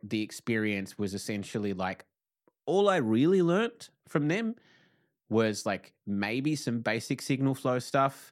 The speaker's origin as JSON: {"language": "English", "region": "Tasmania", "country": "Australia", "moved": "as an adult", "lives_now": "Victoria, Australia", "said": "I'm from Tassie"}